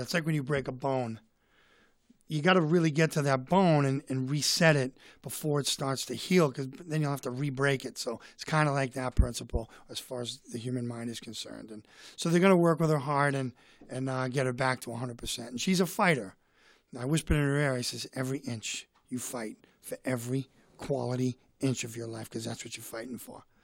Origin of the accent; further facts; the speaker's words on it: Boston, Massachusetts, United States; I'm from Boston